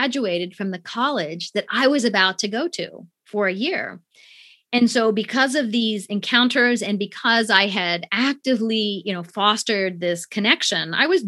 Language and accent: English; near Marysville, Ohio, United States; also born or lived in Japan; I grew up in the United States